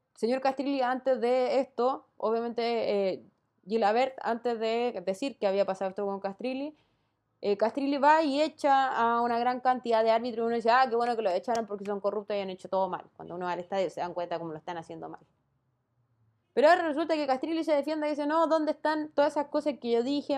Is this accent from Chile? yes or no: yes; Chile; No soy la única chilena en este país.